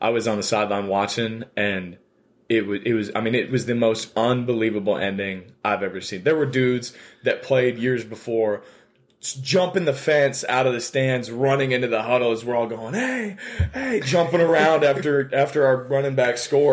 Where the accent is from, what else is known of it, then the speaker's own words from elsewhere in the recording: Phoenix, Arizona, United States; moved away as an adult; now in Wheaton, United States; I'm from Phoenix, Arizona, a long ways away.